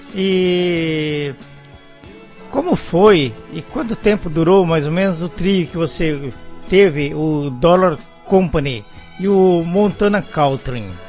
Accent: São Paulo, Brazil; moved away as an adult; now in Belo Horizonte, Brazil; eu nasci em São Paulo, do tempo que eu vivi em São Paulo

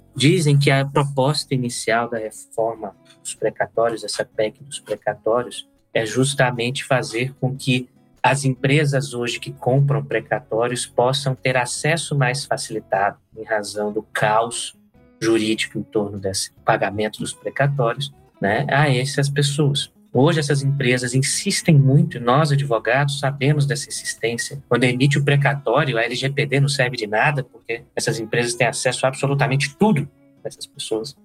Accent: Brasília, Federal District, Brazil; Aqui em Brasília, minha terra

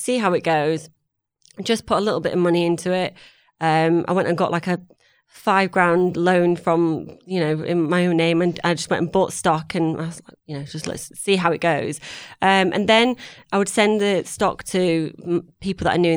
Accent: Manchester, North West England, United Kingdom; moved away as an adult; now in London, United Kingdom; I'm from Manchester. I met my husband who was in London, moved down to London

